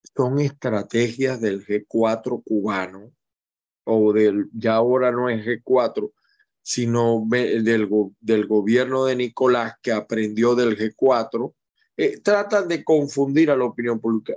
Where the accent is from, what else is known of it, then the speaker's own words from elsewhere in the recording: Maracay, Aragua, Venezuela; now in Zulia, Venezuela; yo soy de Maracay, me fui hace muchísimos años de allá por razones obvias, estudios, etcétera, y me quedé en el Zulia y ahora soy más zuliano que maracayero